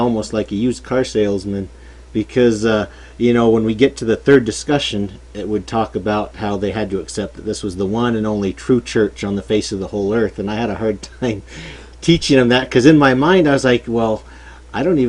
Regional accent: Albuquerque, New Mexico, United States; also born or lived in Provo, Utah; I was born in Provo, Utah. However, I grew up in Albuquerque, New Mexico

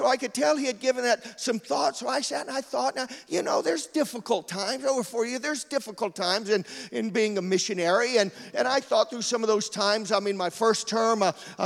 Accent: Georgia, United States; moved away; also born or lived in Florida; I grew up in Georgia. We don't have any Italians down there

